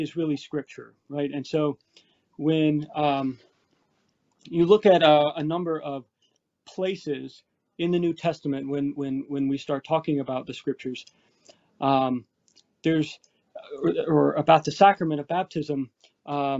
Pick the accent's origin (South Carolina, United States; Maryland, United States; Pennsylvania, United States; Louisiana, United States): South Carolina, United States; Anderson; moved away as an adult; also born or lived in Virginia / Washington, D.C.; now in Belmont, United States; I am a native from South Carolina. Grew up in Anderson